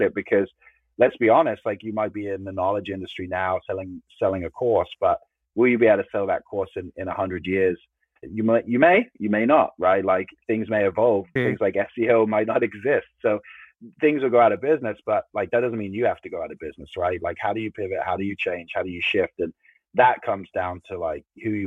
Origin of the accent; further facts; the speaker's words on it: England, United Kingdom; growing up in England